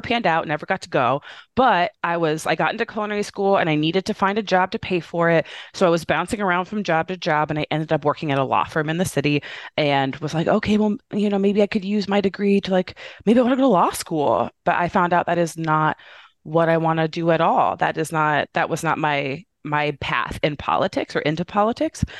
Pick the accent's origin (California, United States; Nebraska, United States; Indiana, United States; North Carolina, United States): Indiana, United States; moved away as an adult; now in Chicago, United States; I'm a Midwestern girl. I'm from Indiana originally, but I live in Chicago